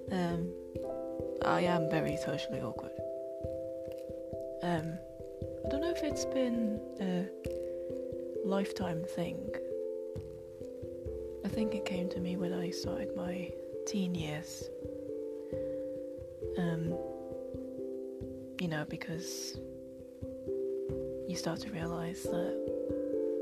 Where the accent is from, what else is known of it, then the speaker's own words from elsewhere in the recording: United Kingdom; I am very British. Not your typical Londoner. No, I was born and raised in a very small town. Still live here.